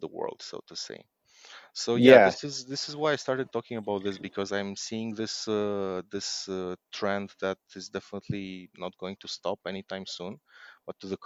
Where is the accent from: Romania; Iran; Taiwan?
Romania; I'm from Romania